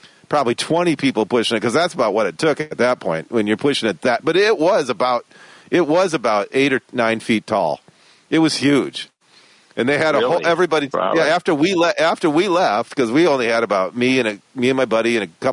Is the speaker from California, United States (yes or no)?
no; Westland, Michigan, United States; where I grew up in Westland